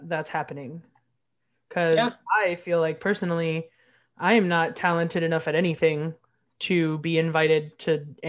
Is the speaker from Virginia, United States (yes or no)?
yes; Virginia, United States; We are from Virginia.